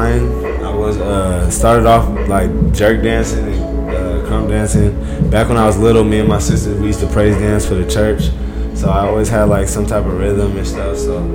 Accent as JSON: {"language": "English", "town": "Fairfield", "region": "California", "country": "United States", "tie": "born or raised there", "also_born_or_lived": "Oakland, California / San Francisco, California", "moved": "as an adult", "said": "I'm from the Bay Area. I grew up in Fairfield, California. Born in Oakland, California. I lived in San Francisco after I graduated high school. Went to San Francisco City College for 2 years."}